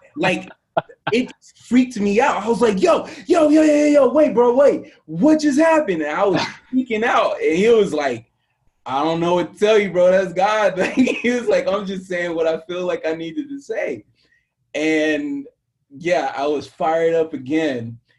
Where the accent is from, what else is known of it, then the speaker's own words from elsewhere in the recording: Southern US, United States; And, I get in the Midwest somewhere, and I'm from the South, right?